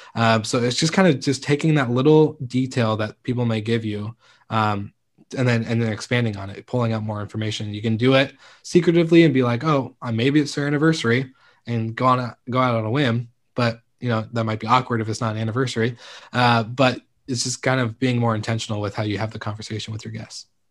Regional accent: Stanwood, Washington, United States; it's actually my hometown. It's Kameno Island, um, and it's Stanwood

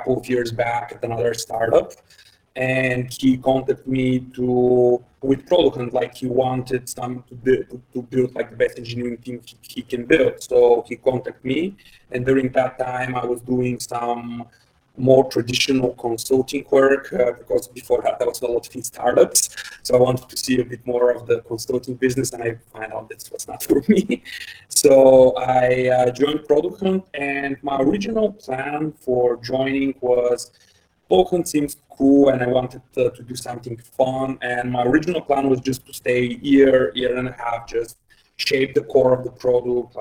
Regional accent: Bulgaria; English is a second language; I'm from Bulgaria

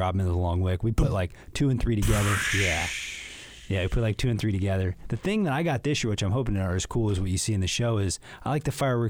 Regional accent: Illinois, United States; moved away; I was from Illinois.

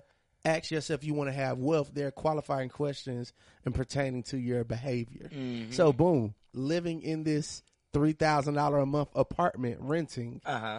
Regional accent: Monroe, Georgia, United States; moved away as an adult; also born or lived in Lithonia, Georgia; I moved to from Monroe, Georgia to Lithonia in 2008.

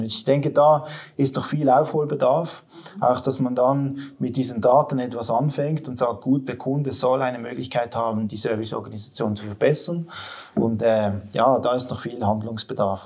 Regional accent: Western Switzerland, Romandy, Switzerland; also born or lived in Basel area; now in Basel, Switzerland; ursprünglich bin ich aus der Westschweiz

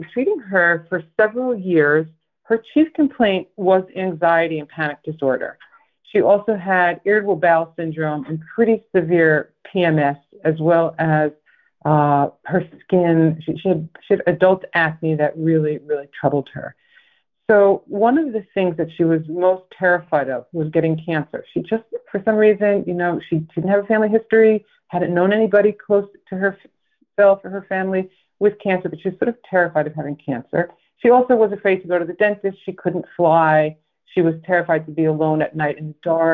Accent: Massachusetts, United States; my home state here

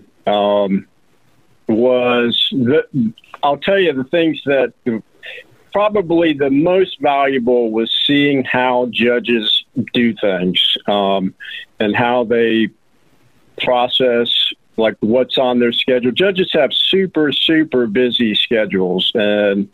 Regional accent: Roswell, Georgia, United States; now in Rome, United States; I actually grew up in Georgia. I'm from Roswell, Georgia, which is a suburb

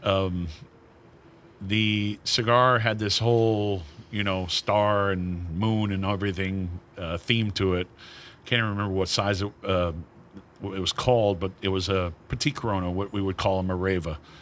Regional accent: Maine, United States; moved away; my hometown of Maine, eh, you know, home state of Maine

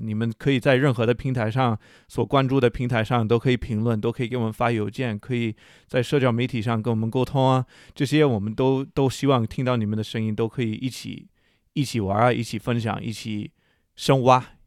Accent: United States; Chinese is a second language; moved away as an adult; also born or lived in China; 我是一个在中国生活了十年的美国大哥

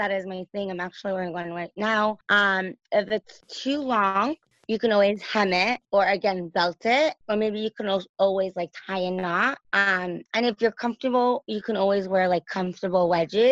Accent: Los Angeles, California, United States; also born or lived in New York; raised in LA.

